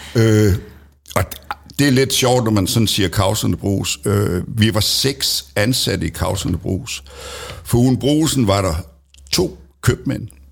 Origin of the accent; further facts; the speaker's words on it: Middelfart, Southern Denmark, Denmark; jeg er født øh, lige ude ved Hyllehøj. Mm. Og øh, dermed, der hører jeg til i Kavslerne. Ja. Og øh, der gik jeg også øh, i skole